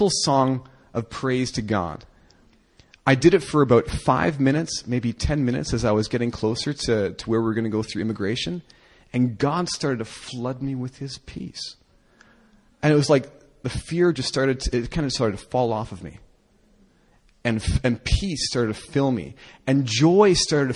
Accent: Canada; I'm a Canadian

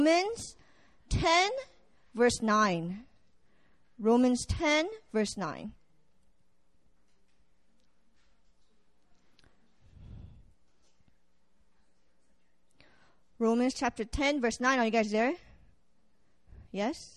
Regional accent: Virginia, United States; I am from Virginia, VA

